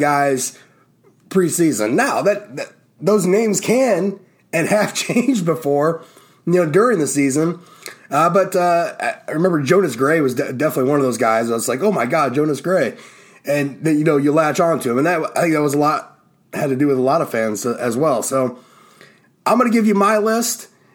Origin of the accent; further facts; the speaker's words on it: Ohio, United States; My home state